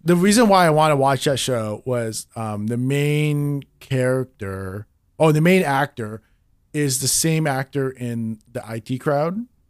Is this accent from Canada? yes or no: yes; Canada; in Canada, we don't, we didn't have Adult Swim